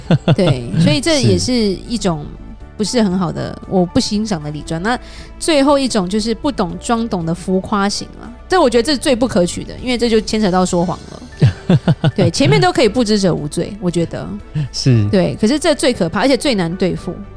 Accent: Taiwan; 我们台湾人这么爱出国。嗯，你出国都 OK 了，你觉得美金很可怕？

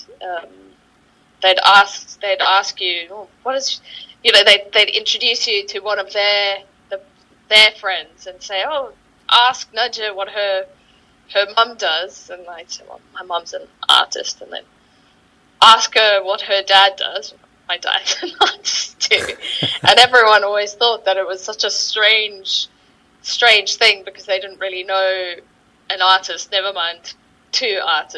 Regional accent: Johannesburg, Gauteng, South Africa; moved away as an adult; now in London, United Kingdom; I'm originally from South Africa. From Johannesburg, that's mm-hmm. kind of where I grew up

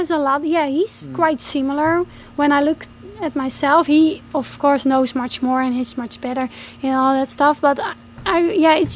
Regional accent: Netherlands; my home country in the Netherlands.

